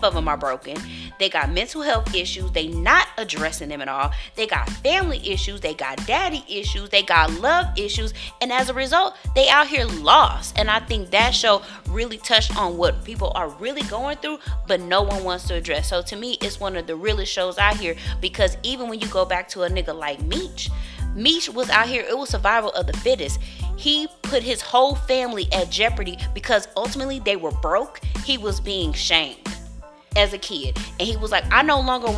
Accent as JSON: {"language": "English", "town": "Dallas", "region": "Texas", "country": "United States", "said": "I'm from Dallas"}